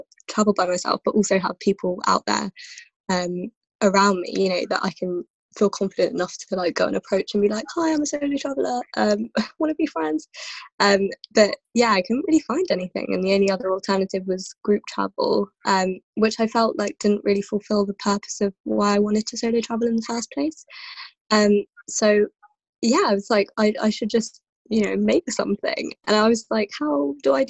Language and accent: English; London, United Kingdom; also born or lived in Kenya; I'm from London. I've lived here for, I think, since 2001-ish now that I moved here with my family. Before that, I was in Kenya